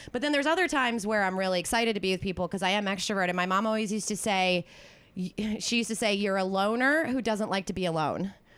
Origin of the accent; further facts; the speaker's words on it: East Coast, United States; now in California, United States; growing up on the East Coast